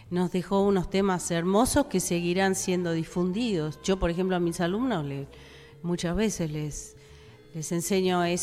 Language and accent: Spanish; United States; yo puedo decir que soy estadounidense